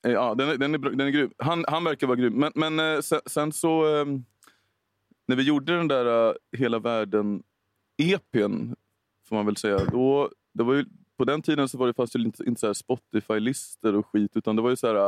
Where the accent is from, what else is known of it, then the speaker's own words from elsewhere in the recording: Storvreta, Uppsala County, Sweden; jobbade jag en sommar på Konsum i Storvreta där jag växte upp